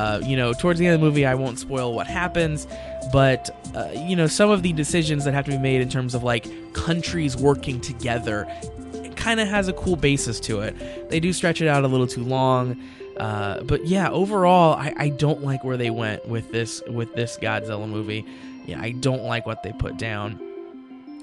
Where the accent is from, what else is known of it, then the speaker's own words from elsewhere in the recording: United States; as an American